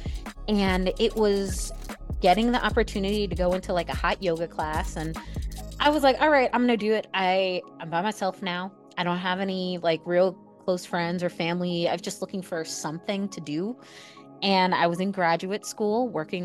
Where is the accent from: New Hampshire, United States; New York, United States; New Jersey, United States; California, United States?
New York, United States; I'm a New Yorker at heart